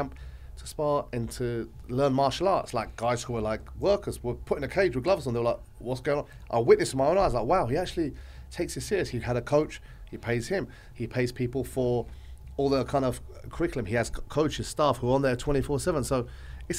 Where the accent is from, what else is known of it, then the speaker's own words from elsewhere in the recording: Dubai, United Arab Emirates; I'm from Dubai